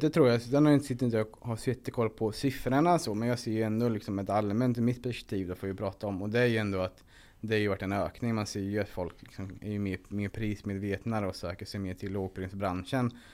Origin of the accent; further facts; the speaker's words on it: Linköping, Östergötland, Sweden; Från början så bodde mina föräldrar och jag i en husvagn på parkeringen utanför ÖB i, vid, Linköping.